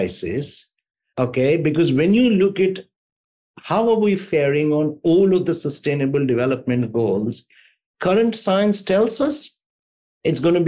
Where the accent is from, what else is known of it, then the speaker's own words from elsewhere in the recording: India; I'm an Indian